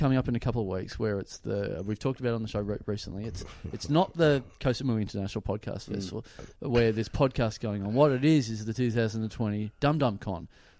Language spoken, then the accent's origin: English; Maryborough, Australia; moved away; I just went back to my hometown the other day, Maryborough.